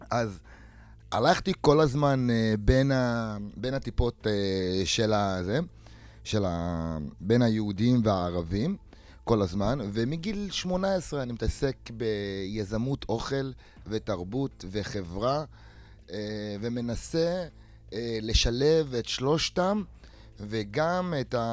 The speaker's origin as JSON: {"language": "Hebrew", "town": "Ramla", "region": "Central District", "country": "Israel", "tie": "born or raised there", "said": "אה, אני מרמלה, אה, נולדתי וגדלתי ברמלה."}